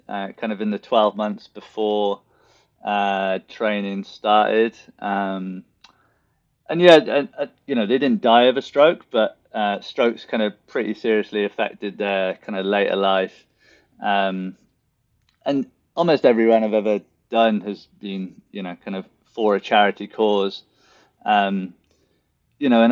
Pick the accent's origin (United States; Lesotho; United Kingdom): United Kingdom; Newport, Wales; moved away as an adult; also born or lived in Bristol; Newport Marathon, which is my hometown